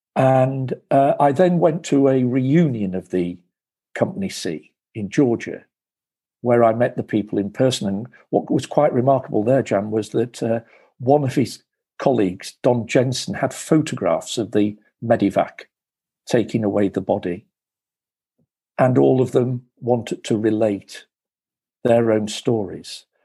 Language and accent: English; United Kingdom; I am a Brit. I was born in 1958